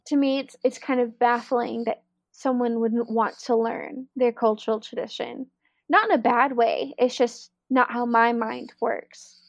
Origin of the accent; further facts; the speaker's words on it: Arkansas, United States; accent: southern; moved away as an adult; also born or lived in New Orleans; a lot of people don't think I have a southern accent, but I grew up in Arkansas